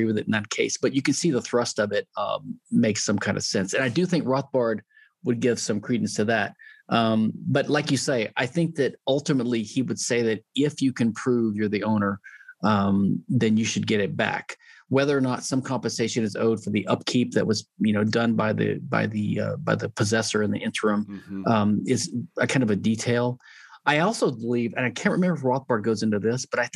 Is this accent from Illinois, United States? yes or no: no; Louisiana, United States; I'm from Louisiana